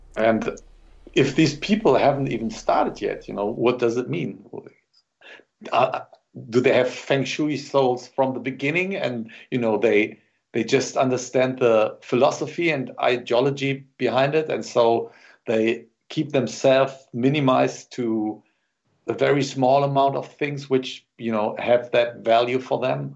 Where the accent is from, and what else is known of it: Germany